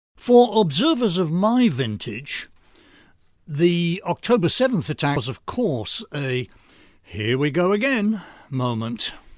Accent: United States; I'm an American

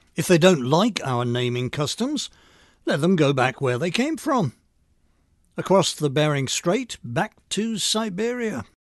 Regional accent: United Kingdom; now in Long Island, United States; I'm an American citizen of British nativity

